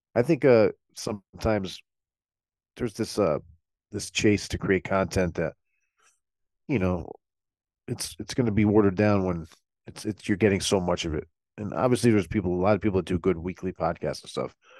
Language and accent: English; Milford, United States; where the record store is, is right down the street from where I grew up